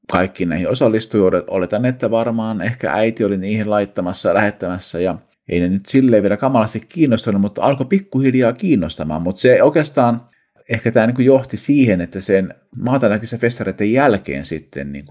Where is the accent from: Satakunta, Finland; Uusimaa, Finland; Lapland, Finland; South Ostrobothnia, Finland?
South Ostrobothnia, Finland; Seinäjoki; also born or lived in Kankaanpää; Olen siis syntynyt Kankaan päässä ää, vuonna 1975 kauan aikaa sitten, mutta aloitin koulut Seinäjoella.